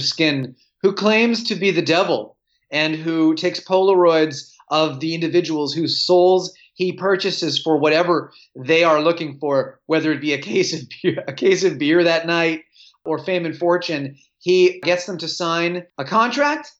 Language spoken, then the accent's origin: English; Winnipeg, Manitoba, Canada; as a kid growing up in Winnipeg